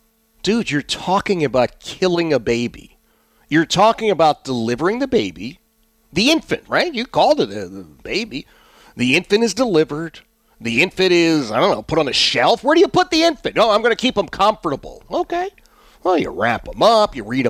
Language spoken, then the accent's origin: English; Philadelphia, Pennsylvania, United States; I mean, I grew up in Philadelphia. I didn't know from turkeys.